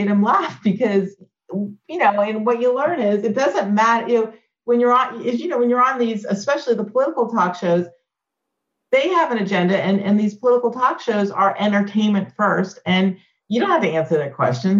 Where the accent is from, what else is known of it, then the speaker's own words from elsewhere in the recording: Clemson, South Carolina, United States; moved away; I'm a kid growing up in Clemson, South